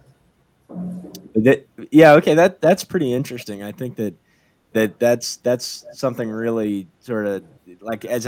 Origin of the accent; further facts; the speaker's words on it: United States; we're all from the United States